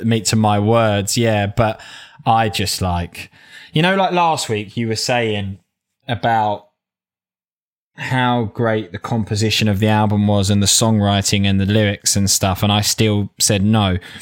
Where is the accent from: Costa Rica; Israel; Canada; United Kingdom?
United Kingdom; south of the M25, South East England; accent: south of the M25 (Cockney-like)